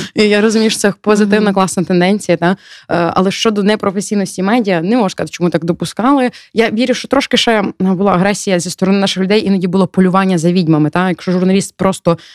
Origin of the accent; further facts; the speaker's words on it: Ukraine; я з України